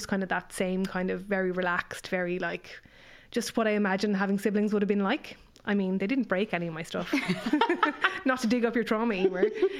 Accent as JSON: {"language": "English", "country": "Ireland", "also_born_or_lived": "United States", "moved": "as an adult", "said": "I'm Irish"}